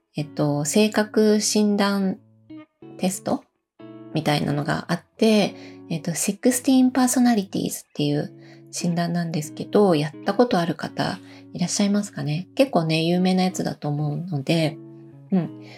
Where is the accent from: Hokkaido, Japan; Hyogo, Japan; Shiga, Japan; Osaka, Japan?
Osaka, Japan; now in Matsumoto, Japan; 私の実家が、えっ、ー、と、大阪にあるんですけど